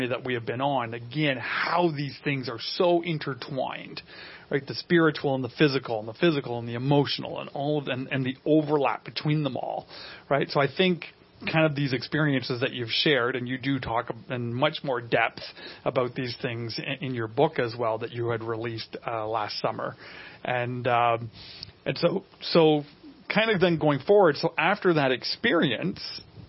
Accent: Canada; we're Canadian

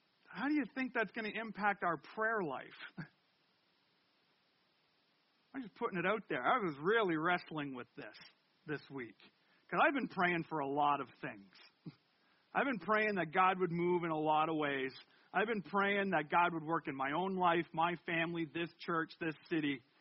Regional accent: Canada; I'm French Canadian

